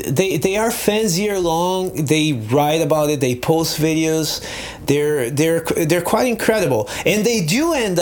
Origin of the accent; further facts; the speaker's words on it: Brazil; English is a second language; moved away as an adult; also born or lived in Nebraska, United States / California, United States; now in United States; I grew up in Brazil